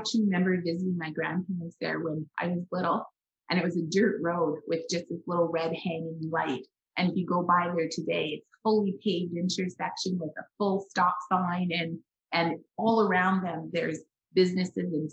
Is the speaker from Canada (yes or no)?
yes; Canada; also born or lived in Western Canada; I was born in Canada, have lived, here my whole life, and now I live in Western Canada